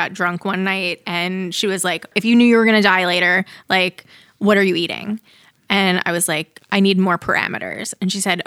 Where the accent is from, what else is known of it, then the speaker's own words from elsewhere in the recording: Long Island, New York, United States; also born or lived in Boston, United States / Los Angeles, United States; now in Kansas City, United States; Chili wasn't really a thing on Long Island